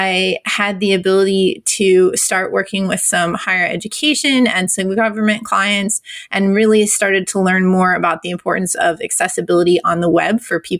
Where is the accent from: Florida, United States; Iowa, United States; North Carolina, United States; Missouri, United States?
Iowa, United States; also born or lived in New Hampshire / Nantucket Island, Massachusetts / Wyoming; now in Austin area, Texas, United States; I was born in New Hampshire, but I mostly grew up in Iowa, so kind of a Midwestern girl